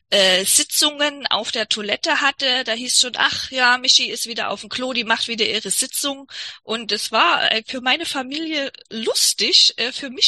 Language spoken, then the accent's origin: German; East Germany, Germany; ich komme aus der DDR, ich frage mich auch, welcher Arzt in der DDR dir da je hätte äh, helfen können.